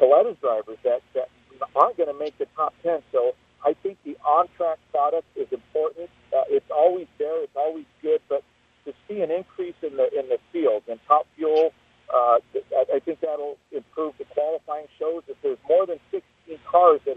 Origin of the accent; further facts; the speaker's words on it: Southern California, United States; now in Indianapolis, United States; I'm born and raised in SoCal